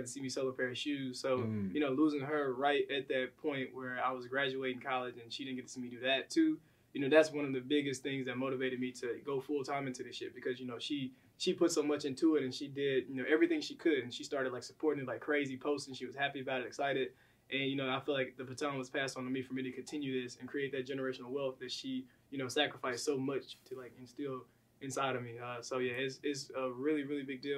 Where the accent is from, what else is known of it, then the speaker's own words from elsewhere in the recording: Helena, Arkansas, United States; moved away as an adult; now in Los Angeles, United States; I grew up in Helena. Helena, Arkansas is a real poor, underrepresented area, Southeast Arkansas.